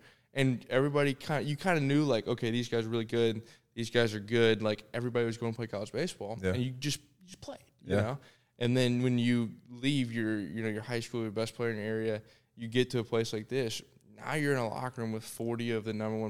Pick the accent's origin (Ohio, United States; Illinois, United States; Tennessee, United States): Tennessee, United States; Thompson Station; also born or lived in Sarasota, Florida; I was born in Sarasota, Florida, but I consider myself a Tennessean.